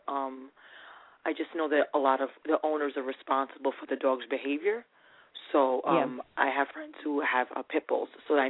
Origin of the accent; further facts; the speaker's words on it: New York, United States; I'm from New York.